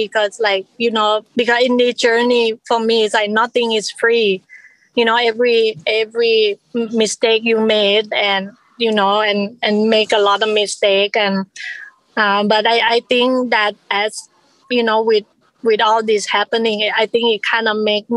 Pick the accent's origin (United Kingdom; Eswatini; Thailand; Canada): Thailand; now in United States; I immigrated from Thailand